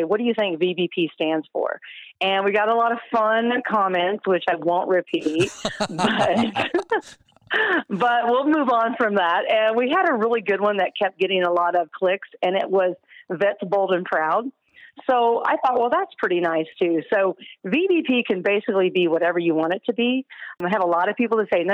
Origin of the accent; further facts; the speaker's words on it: Kansas, United States; we're from Kansas